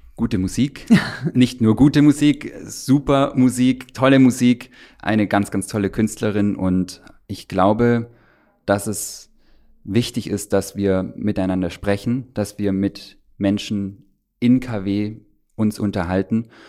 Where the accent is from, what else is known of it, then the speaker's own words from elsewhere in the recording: Stuttgart, Baden-Württemberg, Germany; moved away as an adult; now in Brandenburg, Germany; ich bin ja in Stuttgart geboren, in, in Süddeutschland aufgewachsen